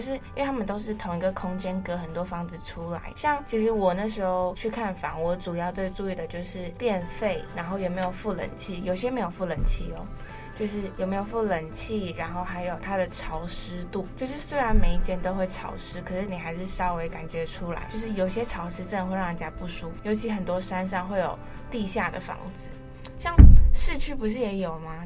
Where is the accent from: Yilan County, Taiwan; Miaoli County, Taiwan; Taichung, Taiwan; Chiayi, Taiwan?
Miaoli County, Taiwan; moved away as an adult; now in Taipei, Taiwan; 我其实苗栗人